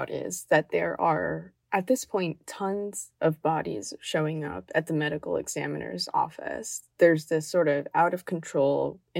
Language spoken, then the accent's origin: English; Miami, Florida, United States; growing up in Miami, I wasn't around in the 80s